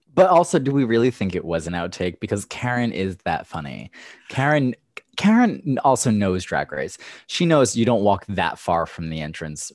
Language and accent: English; Levittown, United States; I am from Levittown